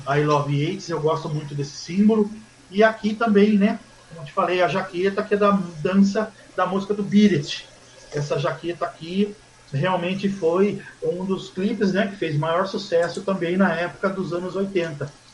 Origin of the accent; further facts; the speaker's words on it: Mogi das Cruzes, São Paulo, Brazil; eu sou de Mogi, sou nascido e criado em Mogi.